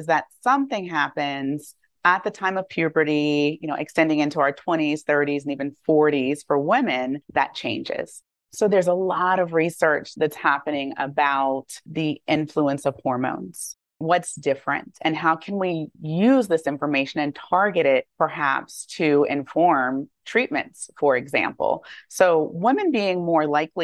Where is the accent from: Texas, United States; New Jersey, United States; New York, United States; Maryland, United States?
Maryland, United States; also born or lived in Atlanta, Georgia; I grew up actually in Maryland